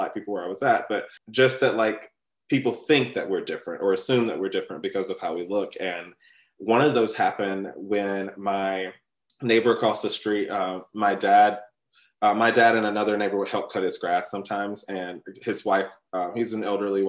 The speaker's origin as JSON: {"language": "English", "region": "West Alabama", "country": "United States", "tie": "born or raised there", "said": "I grew up a Black kid in West Alabama"}